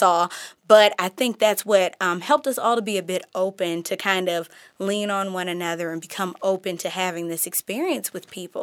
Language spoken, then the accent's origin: English; Detroit, Michigan, United States; moved away as an adult; also born or lived in Kalamazoo, Michigan / Chicago / Seattle / Portland; now in Oakland, United States; I grew up predominantly in Detroit. I graduated from Detroit Public Schools